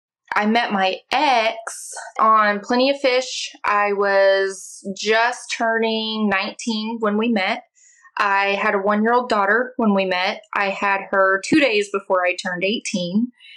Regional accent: Oklahoma, United States; I am from Oklahoma.

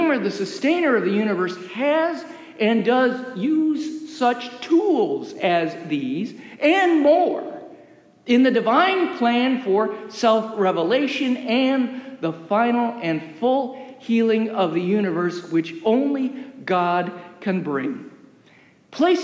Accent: United States; As an American

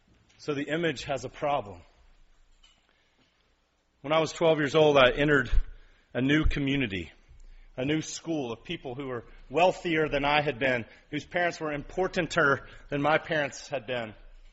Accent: East Ridge, Tennessee, United States; I grew up in East Ridge on ball fields. Around country people.

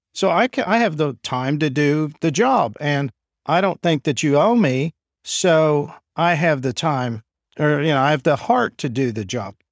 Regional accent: Enid, Oklahoma, United States; also born or lived in Iowa / New York / Washington; I'm from here in Enid. So I was born and raised here.

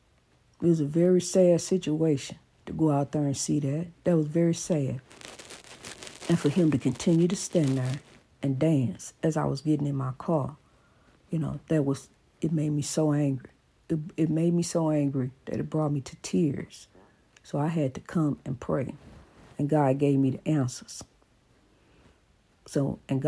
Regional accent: East St. Louis, Illinois, United States; my hometown of East St. Louis

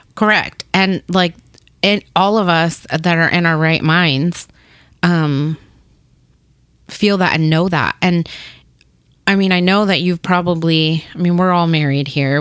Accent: Topeka, Kansas, United States; English is a second language; also born or lived in Paraguay / Burlingame, Kansas; now in Kansas City, United States; we lived we lived in Burlingame for about a year. Then we moved and we grew up in Topeka, Kansas

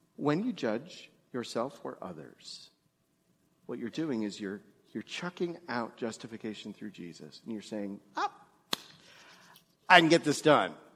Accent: New York, United States; moved away; also born or lived in Greensburg, Pennsylvania; I grew up Jewish in New York

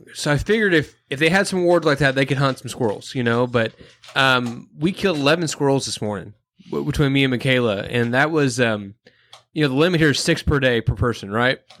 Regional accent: Midwest, United States; I'm a flatlander, I'm from the Midwest

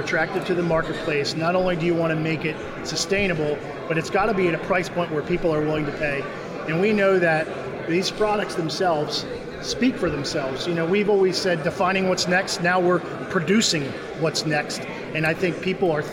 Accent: United States; I'm American

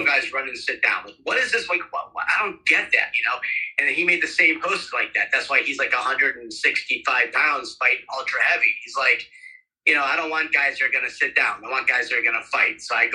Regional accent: Ohio, United States; now in Phoenix, United States; I'm from Ohio originally, and I wrestled in high school for the first 2 years

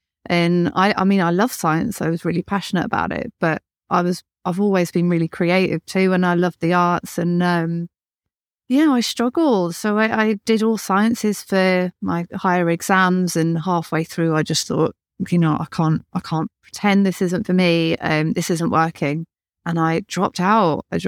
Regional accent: Birmingham, West Midlands, United Kingdom; accent: Birmingham; So I'm from North Birmingham. My accent is fake. And I was had a very strong Birmingham accent when I was younger.

